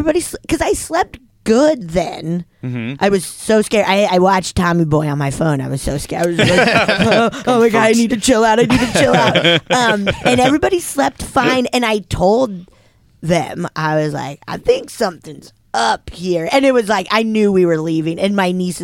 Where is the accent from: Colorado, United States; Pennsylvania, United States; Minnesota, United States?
Colorado, United States; Keystone; I grew up around Keystone, like in Summit County